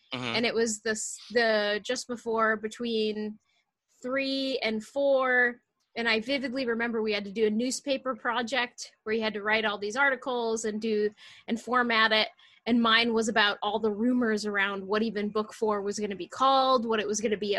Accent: Michigan, United States; Yeah. So I grew up in the suburbs of Metro Detroit, which shaped a lot of my growing up. We lived in almost the direct center, kind of a commuter town between Detroit and Lansing

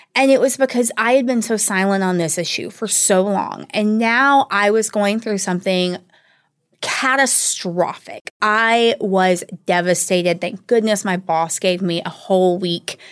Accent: the Bible Belt, the South, United States; growing up in the Bible Belt, I was not raised in a particularly religious family

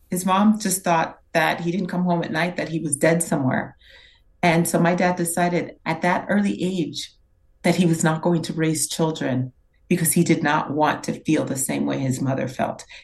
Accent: New York, United States; born there; I was born in New York. My brother and my sister were still in Haiti.

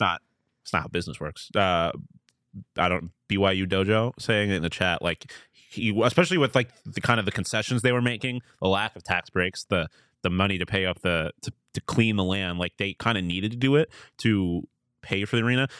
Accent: Buffalo, New York, United States; my hometown

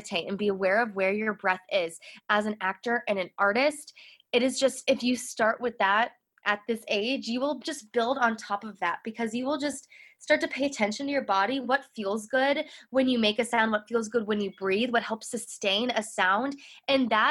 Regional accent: Chicago, Illinois, United States; I grew up in Chicago, so I had access to Broadway in Chicago

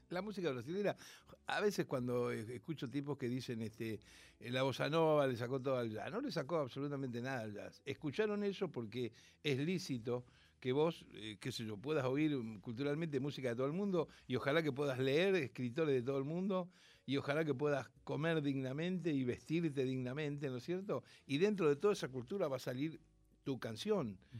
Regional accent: Rosario, Santa Fe, Argentina; nací en Rosario, soy nieto de andaluces y piamonteses

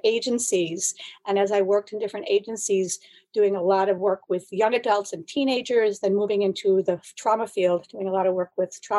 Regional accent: Buffalo, New York, United States; also born or lived in Boston area; now in Boston, United States; I'm originally from Buffalo, New York

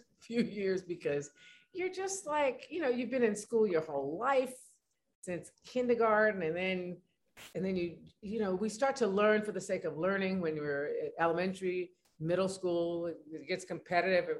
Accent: California, United States; being a Californian

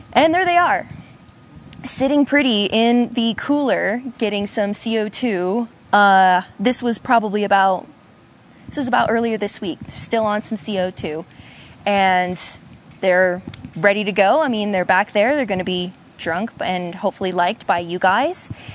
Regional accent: Idaho, United States; now in Oregon, United States; I'm from Idaho originally, but I am currently in a graduate program working on my master's with Pat Hayes in the Barley program. I'm at Oregon State University

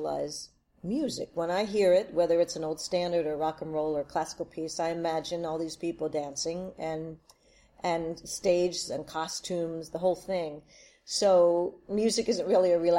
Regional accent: Wilmington, Delaware, United States; I grew up in Wilmington, Delaware

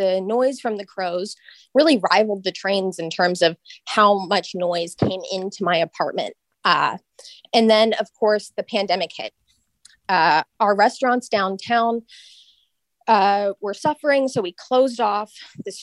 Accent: Sunnyvale, California, United States; I grew up in Sunnyvale.

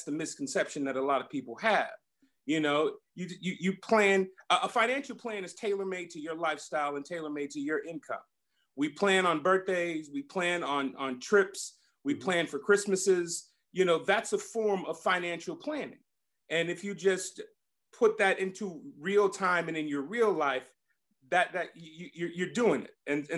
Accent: Compton, California, United States; growing up in Compton with my parents, because we were living paycheck to paycheck.

